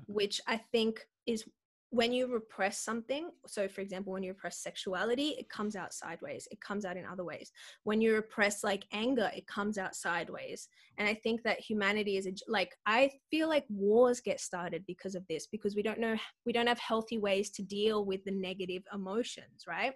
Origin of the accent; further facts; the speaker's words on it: Sydney, New South Wales, Australia; I grew up in Western Sydney at church